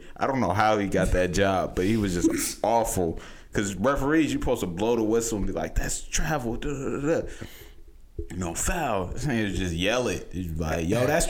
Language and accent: English; Houston, Texas, United States; moved away as an adult; now in New York, United States; I'm from Houston